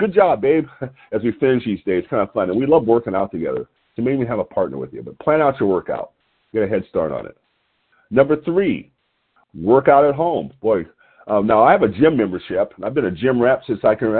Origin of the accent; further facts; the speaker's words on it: Lompoc, California, United States; calling in from Lompoc, California, my hometown